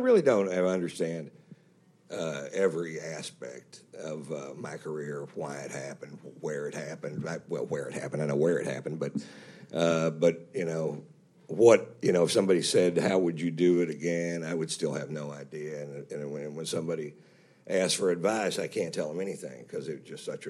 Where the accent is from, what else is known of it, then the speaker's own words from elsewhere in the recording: Fritch, Texas, United States; a small town boy makes good. I'm from Fritch, Texas, so that's, when I lived there, they swear it was 1,400 people